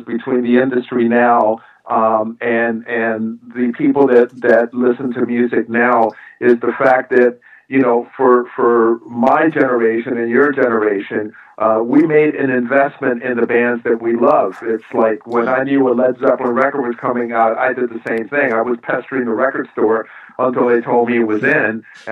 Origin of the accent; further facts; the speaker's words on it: New York, United States; this is from a New Yorker